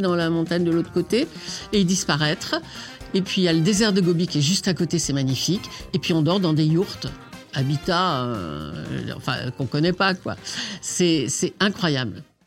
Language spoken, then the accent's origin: French; Saint-Étienne, Auvergne-Rhône-Alpes, France; moved away; Je suis né à Saint-Étienne